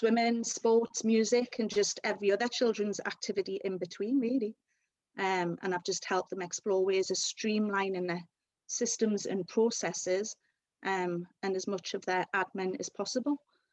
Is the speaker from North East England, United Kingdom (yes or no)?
yes; Newcastle upon Tyne, North East England, United Kingdom; accent: Geordie; also born or lived in London; So I was born in London and then moved to Newcastle at a very young age, so hence the lovely Geordie accent that I've got.